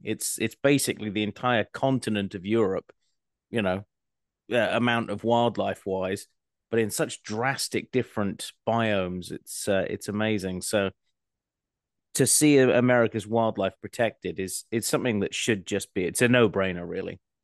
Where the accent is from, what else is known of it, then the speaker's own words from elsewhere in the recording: Scotland, United Kingdom; I'm Scottish